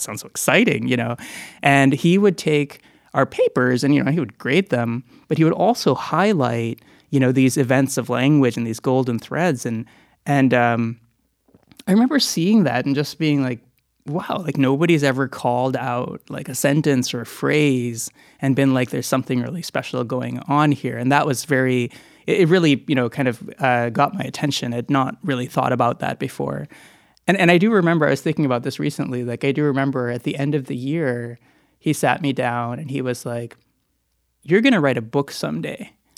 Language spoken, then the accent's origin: English; Midwest, United States; moved away; also born or lived in Boston; growing up in the Midwest